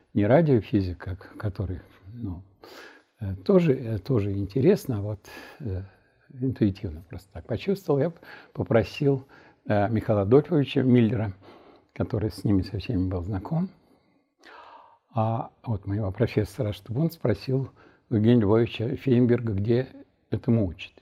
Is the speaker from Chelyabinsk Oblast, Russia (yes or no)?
no; Nizhny Novgorod, Nizhny Novgorod Oblast, Russia; moved away as an adult; also born or lived in Moscow / Chernogolovka; уехал в Горький к себе, то есть в родной город